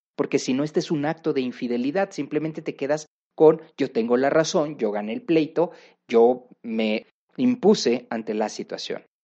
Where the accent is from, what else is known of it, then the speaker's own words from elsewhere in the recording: Mexico; una cultura como la mexicana